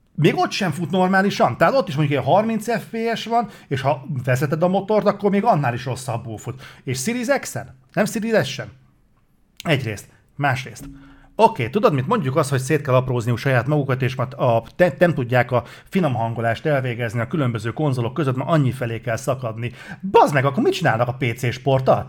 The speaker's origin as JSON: {"language": "Hungarian", "country": "Hungary"}